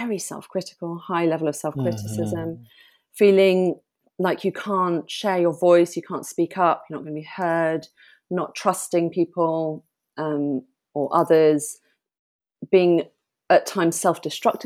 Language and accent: English; Bath, South West England, United Kingdom; also born or lived in London; My mum and I moved from London to Bath